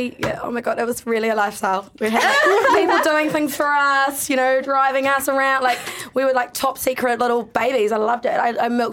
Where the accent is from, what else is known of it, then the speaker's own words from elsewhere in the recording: United Kingdom; now in New Zealand; I'm a British bitch.